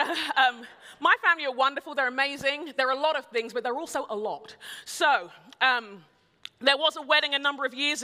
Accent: United Kingdom; moved away; I'm a Brit

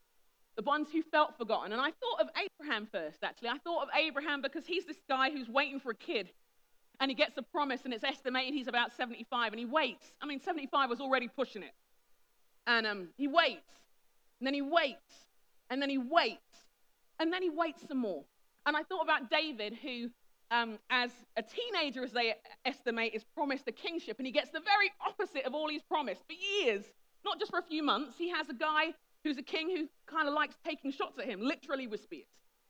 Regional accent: Nigeria; I'm respectful of my elders. I'm a Nigerian. It's what we do.

